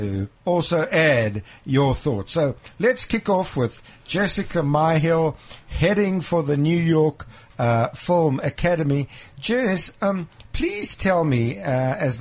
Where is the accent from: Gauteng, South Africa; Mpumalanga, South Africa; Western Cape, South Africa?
Gauteng, South Africa; Krugersdorp; as a young schoolboy growing up in Krugersdorp